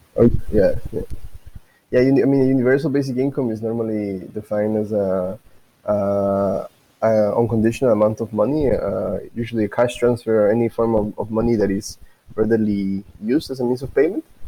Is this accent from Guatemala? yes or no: yes; Guatemala; I'm from Guatemala